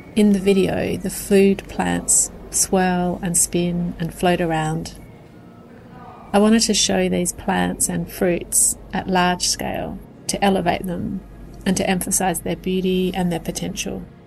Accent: Australia; I'm an artist from Australia

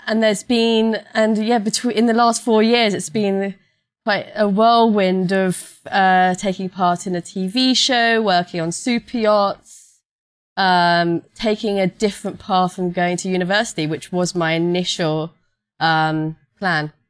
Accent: London, United Kingdom; I'm a London girl. I grew up in London, from London

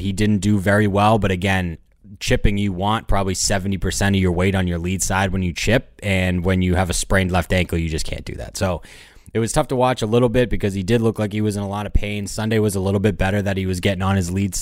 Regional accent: New England, United States; I am from New England

